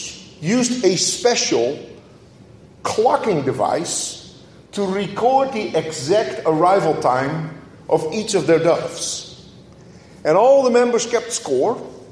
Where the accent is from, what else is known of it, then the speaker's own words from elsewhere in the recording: Netherlands; moved away; as a child growing up in Holland